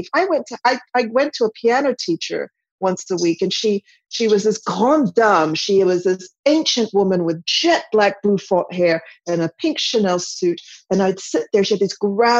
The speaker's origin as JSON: {"language": "English", "town": "Villanova", "region": "Pennsylvania", "country": "United States", "tie": "born or raised there", "also_born_or_lived": "France", "moved": "yes", "said": "Villanova is where I grew up. Villanova, Pennsylvania"}